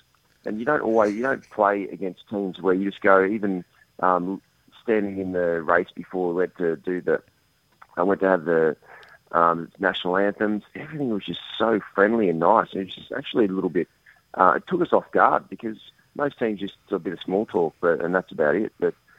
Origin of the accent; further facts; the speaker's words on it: Australia; Whereas the Aussies, we aren't as always nice guys all the time.